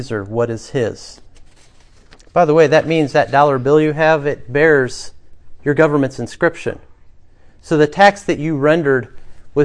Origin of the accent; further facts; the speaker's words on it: United States; as American Christians